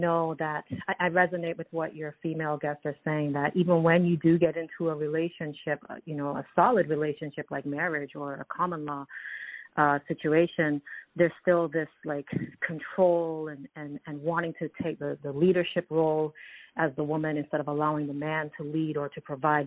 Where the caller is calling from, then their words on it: Toronto, Ontario, Canada; I'm calling from Toronto, Canada